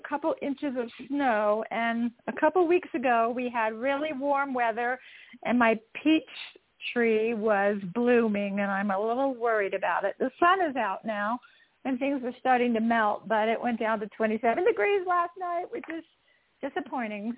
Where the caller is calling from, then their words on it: just south of Salt Lake City, Utah, United States; I am calling in from Utah, just south of Salt Lake City